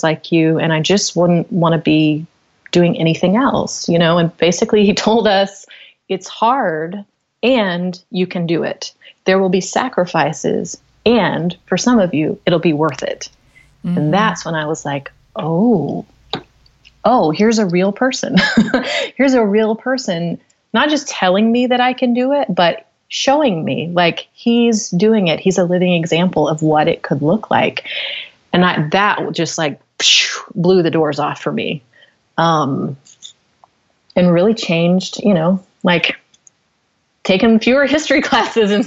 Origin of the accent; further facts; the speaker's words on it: Knoxville, Tennessee, United States; I grew up in Knoxville, Tennessee